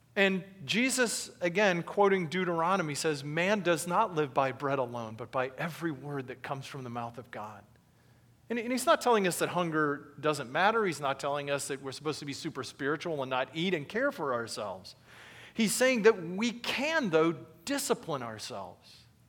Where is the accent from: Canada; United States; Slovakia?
United States; being an American